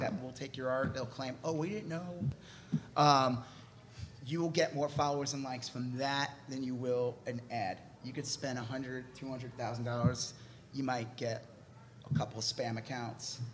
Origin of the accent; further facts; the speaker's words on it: Long Island, New York, United States; moved away as an adult; also born or lived in California; now in Texas, United States; I'm from Long Island, New York, and then I moved to California for a job, and then I moved to Texas for a job